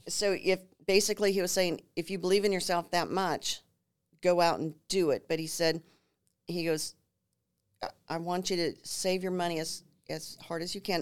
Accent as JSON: {"language": "English", "town": "New Ulm", "region": "Minnesota", "country": "United States", "tie": "born or raised there", "moved": "as an adult", "lives_now": "San Antonio, United States", "said": "I grew up in that river valley in New Ulm"}